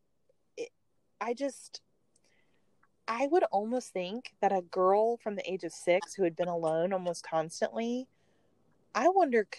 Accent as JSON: {"language": "English", "region": "the South", "country": "United States", "said": "we're both from the South. And even though I'm not from the Outer Banks of North Carolina, I did grow up in knowing people like this."}